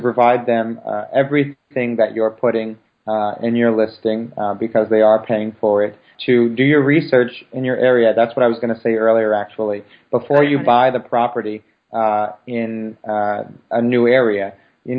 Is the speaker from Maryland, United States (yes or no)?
yes; Baltimore, Maryland, United States; moved away; Baltimore, which is my hometown